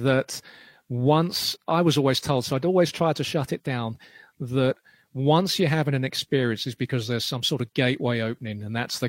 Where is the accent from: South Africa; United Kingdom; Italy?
United Kingdom; London; I grew up in Clapham, and when I was little